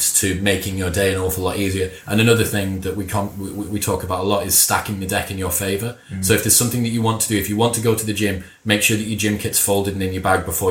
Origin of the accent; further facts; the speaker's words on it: Middlesbrough, North East England, United Kingdom; My dad's a Mackham and I'm from Middlesbrough